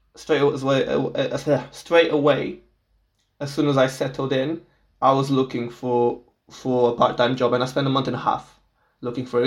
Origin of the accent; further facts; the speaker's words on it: Portugal; English is a second language; moved away as an adult; I'm from Portugal, so I was born and raised in Portugal my whole life